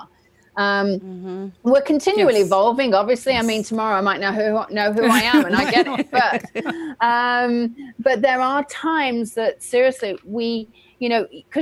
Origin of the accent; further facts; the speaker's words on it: England, United Kingdom; now in Lily Dale, United States; as an English person, I'm now going back to England to teach a huge amount